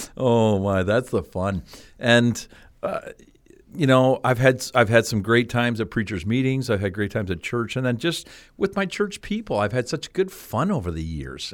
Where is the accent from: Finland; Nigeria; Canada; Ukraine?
Canada; moved away as an adult; also born or lived in Cleveland; I grew up in Canada